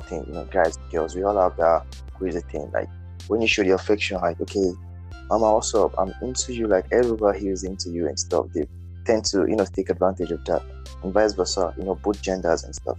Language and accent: English; Nigeria; I'm just a Nigerian youth